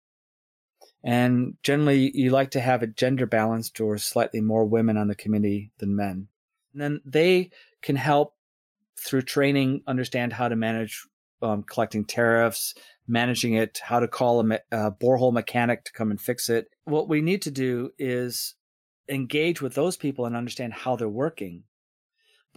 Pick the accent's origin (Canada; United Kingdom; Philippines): United Kingdom; Scotland; it's not us as Scottish people